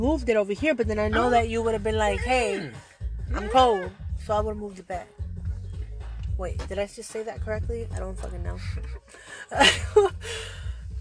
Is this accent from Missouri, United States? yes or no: no; Florida, United States; now in California, United States; I'm really from Florida